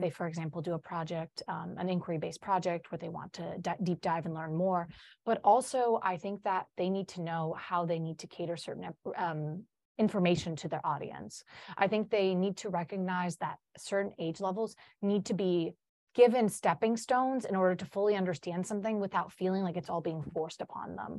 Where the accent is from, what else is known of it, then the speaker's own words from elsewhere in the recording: Chicago, Illinois, United States; first language Polish; English is a second language; I'm from Chicago.